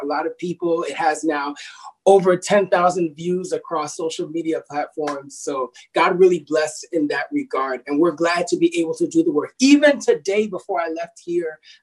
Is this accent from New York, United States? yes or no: no; New Jersey, United States; I was born in the great state of New Jersey